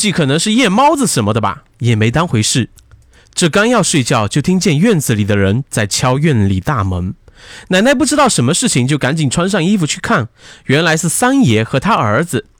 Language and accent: Chinese; Tai'an County, Liaoning, China; 我的老家是在东北的台安县。这个故事发生的时候，我爸才三岁。因为家里是农村，房子都是那种泥或者稻草做的